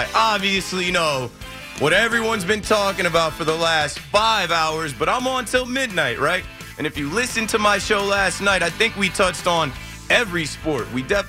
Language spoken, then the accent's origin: English; New Jersey, United States; And I'm from New Jersey.